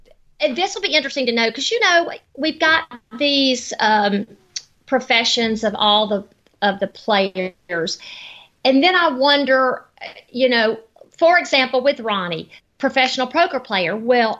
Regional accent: the South, United States; now in Henderson, United States; Henderson, Nevada now. But when he says McDonald's and Walmart and Sears and naming all these companies that I grew up with in the South, I thought, that's my kind of guy right there.

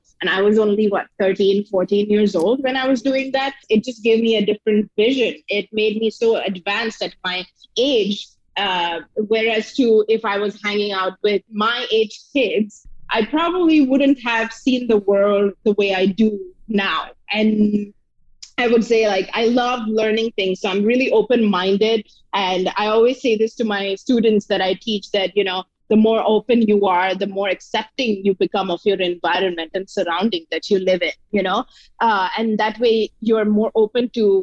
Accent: Mumbai, Maharashtra, India; I was born and brought up in Mumbai

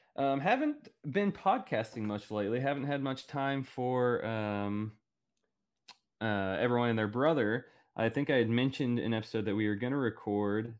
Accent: Oklahoma, United States; growing up in Oklahoma

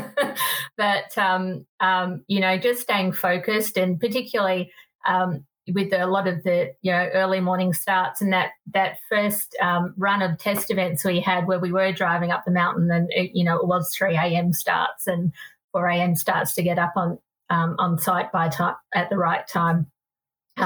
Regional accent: Sydney, New South Wales, Australia; moved away as an adult; also born or lived in Salt Lake City, Utah; I come from Sydney, inner city Sydney, and, you know, where I drove a teeny tiny car because I lived in the inner city

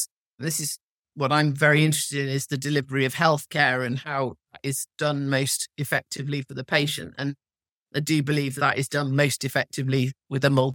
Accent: Cheshire, North West England, United Kingdom; I come from Cheshire and there are an awful lot of cows.

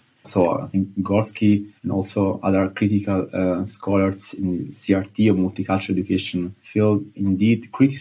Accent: Italy; moved away as an adult; also born or lived in Nijmegen; I'm from Italy

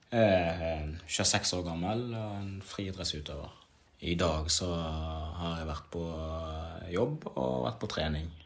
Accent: DR Congo; now in Norway; Jeg kom fra et liv der hvor jeg kom fra krig, nær døden. Jeg kom fra å bo i flyktningsland mange år til å komme til Norge.

